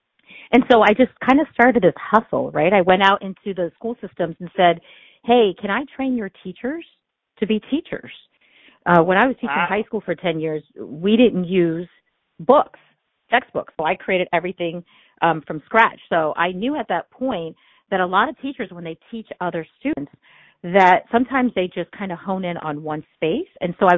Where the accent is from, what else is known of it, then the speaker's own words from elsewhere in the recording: India; now in United States; So if it's not, if you can't tell by my name, I'm from India. And so I am an immigrant.